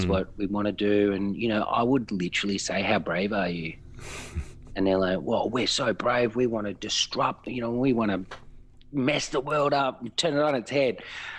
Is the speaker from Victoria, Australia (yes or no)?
yes; Melbourne, Victoria, Australia; Yeah, I am. My father's from sort of the Fitzroy, Brunswick area, and my mum's actually from Warrandyte. So a lot of the early days were Warrandyte-based until I sort of, you know, fled straight back to the madness of Fitzroy.